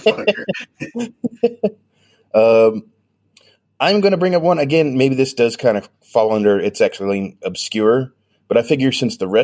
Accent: Colorado, United States; now in Atlanta, United States; We grew up in Colorado

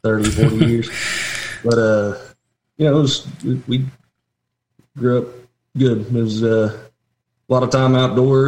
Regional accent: Asheville, North Carolina, United States; I grew up outside of Asheville, North Carolina, up in the mountains

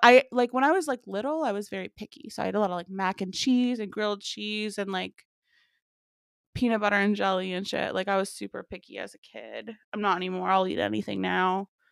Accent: Memphis, Tennessee, United States; I grew up in Memphis, huge barbecue city

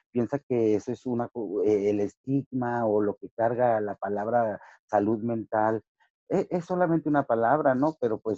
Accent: Ciudad Juárez, Chihuahua, Mexico; also born or lived in El Paso, United States; desde los 7 a los 17 años aquí en, eh, en Ciudad Juárez y El Paso, pues, soy chicano, soy fronterizo.

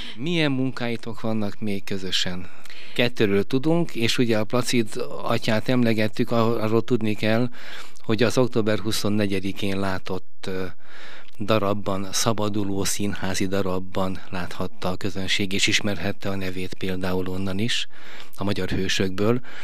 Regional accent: Veszprém, Veszprém County, Hungary; mint Veszprémi

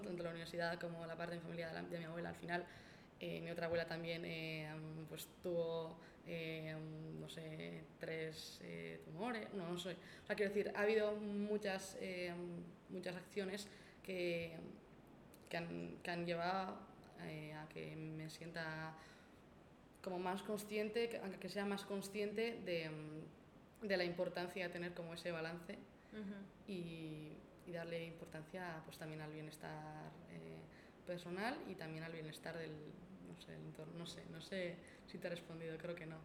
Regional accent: Elgoibar, Basque Country, Spain; del Goibar de mi pueblo

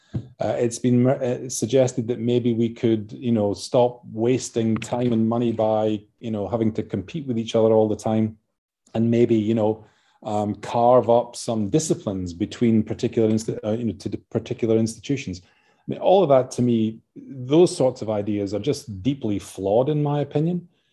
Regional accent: Scotland, United Kingdom; now in Adelaide, Australia; as you can tell from my accent. I'm, uh, you know, from Scotland originally

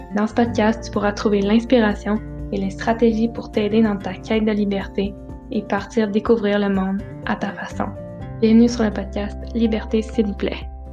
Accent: Quebec, Canada; chez moi au Québec

